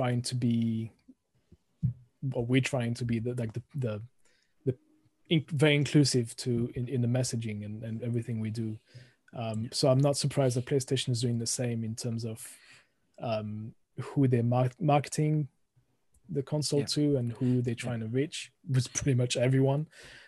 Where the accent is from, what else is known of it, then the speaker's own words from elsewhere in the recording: France; accent: thick French; moved away as an adult; also born or lived in United Kingdom; originally from France, as you can hear, the thick accent coming through the microphone. Moved to the UK about 20 years ago